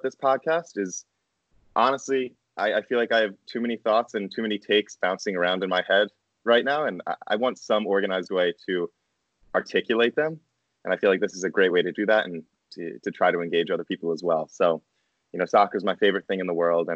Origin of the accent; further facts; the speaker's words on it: Philadelphia, Pennsylvania, United States; moved away as an adult; also born or lived in Barcelona, Spain; now in Ann Arbor, United States; I'm from the Philadelphia area